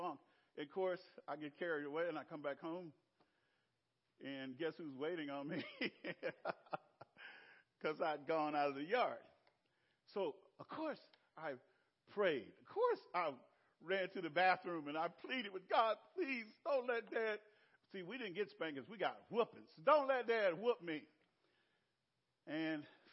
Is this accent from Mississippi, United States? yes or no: yes; Clarksdale, Mississippi, United States; moved away; Clarksdale in my hometown